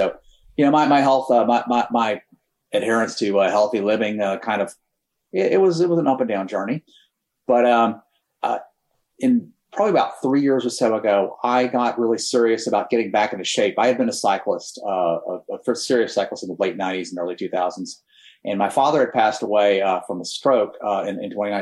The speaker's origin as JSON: {"language": "English", "region": "Texas", "country": "United States", "tie": "born or raised there", "said": "I was born and raised in Texas. You can probably figure that out from this accent a little bit"}